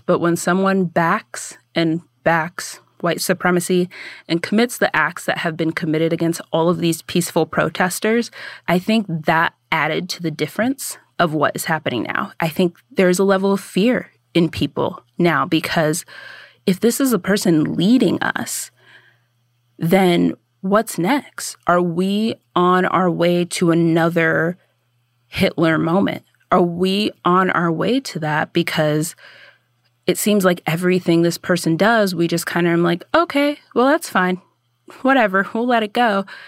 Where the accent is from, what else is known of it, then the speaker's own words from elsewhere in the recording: United States; I grew up in America